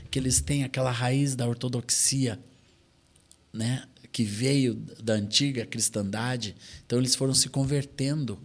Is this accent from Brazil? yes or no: yes; Brazil; nós, assim como brasileiros